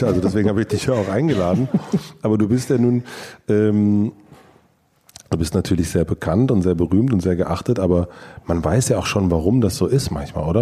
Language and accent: German; Berlin, Germany; weil wir sind ja beide Deutsche, wir sind beide aus Berlin